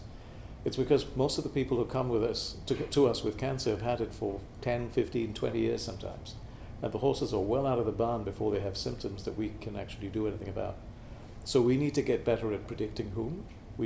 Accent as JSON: {"language": "English", "country": "Malaysia", "tie": "born or raised there", "moved": "yes", "said": "Born and raised in Malaysia"}